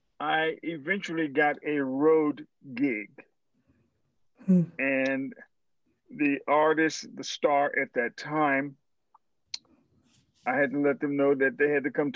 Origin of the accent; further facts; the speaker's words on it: Greenville, Mississippi, United States; I went to Coleman High School in Greenville, Mississippi.